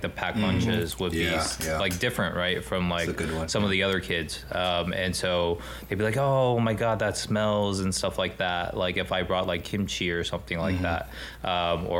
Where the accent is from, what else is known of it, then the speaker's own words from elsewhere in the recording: Los Angeles, California, United States; I'm from Los Angeles, I'm just kind of glad that I grew up here